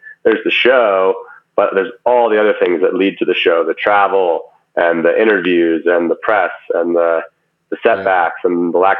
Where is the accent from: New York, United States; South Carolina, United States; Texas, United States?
Texas, United States; Dallas; moved away as an adult; also born or lived in Los Angeles, California / San Francisco, California; now in Boulder, United States; growing up in Dallas